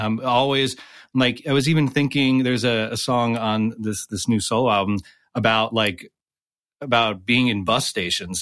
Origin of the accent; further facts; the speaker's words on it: right outside of Scranton, Pennsylvania, United States; I grew up right outside of Scranton